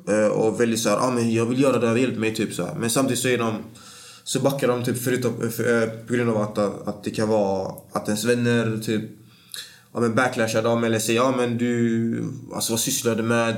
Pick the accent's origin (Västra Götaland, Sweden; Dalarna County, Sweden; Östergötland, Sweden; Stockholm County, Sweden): Västra Götaland, Sweden; Gothenburg; jag är från Bergsjön, eh, mm. en stadsdel i östra Göteborg